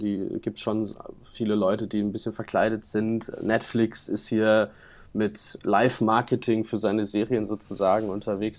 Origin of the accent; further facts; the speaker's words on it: Hamburg, Germany; auf der Reeperbahn bei uns in Hamburg